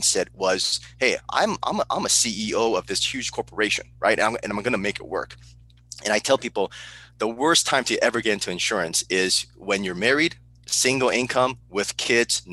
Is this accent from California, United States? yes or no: yes; Burbank, California, United States; also born or lived in Seoul, South Korea / San Diego, California / Okinawa, Japan; I was raised in Burbank, California